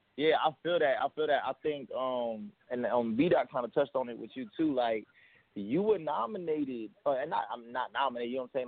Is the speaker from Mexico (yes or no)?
no; New York City, New York, United States; now in Florida, United States; I was born in Queens, bro. All that stuff. I moved to Florida, you know, obviously later on